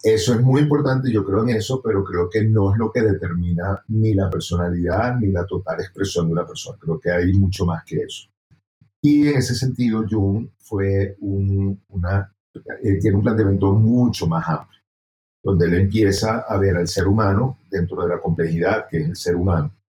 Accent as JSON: {"language": "Spanish", "country": "Venezuela", "moved": "as an adult", "lives_now": "Bogotá, Colombia", "said": "soy venezolano, salí de, del país hace ya 10 años, viviendo aquí en Bogotá."}